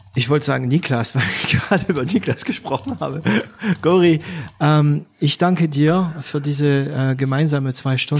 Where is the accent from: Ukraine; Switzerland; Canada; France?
France; now in Germany; ich bin Franzose, ne? Also auch, ich bin auch Franzose